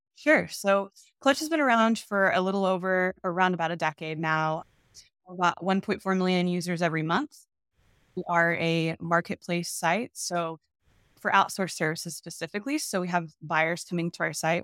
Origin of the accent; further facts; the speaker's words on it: Texas, United States; moved away as an adult; also born or lived in Milwaukee, Wisconsin; I born and raised in Texas